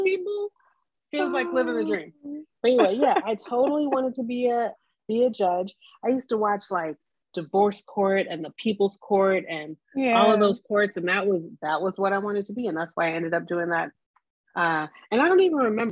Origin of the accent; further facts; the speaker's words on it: Los Angeles, California, United States; I grew up in South Central Los Angeles, and everybody in my neighborhood, almost everybody in my neighborhood was Black